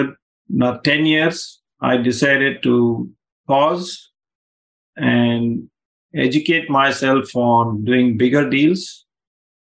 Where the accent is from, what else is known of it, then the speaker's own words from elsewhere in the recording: India; moved away; I grew up in India